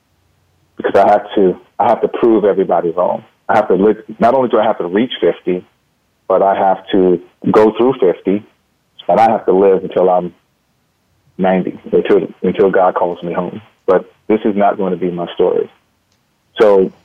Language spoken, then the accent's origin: English; North New Jersey, United States; I grew up in North New Jersey